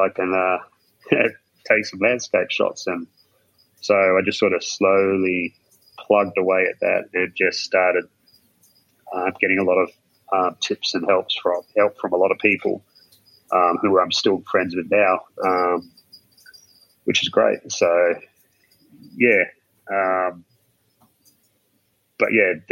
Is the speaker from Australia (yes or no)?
yes; rural southwest Western Australia, Australia; growing up in rural southwest in Western Australia